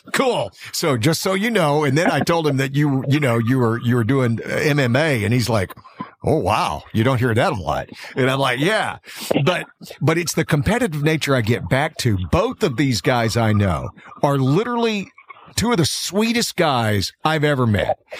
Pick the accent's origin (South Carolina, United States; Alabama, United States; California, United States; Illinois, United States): Alabama, United States; I grew up in Alabama